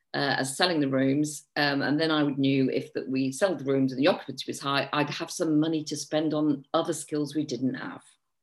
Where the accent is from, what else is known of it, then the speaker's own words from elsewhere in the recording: Liverpool, North West England, United Kingdom; moved away as an adult; And in my early 20s, I moved down from Liverpool, and I started working in a catering company for a couple of years, which was a bit corporate.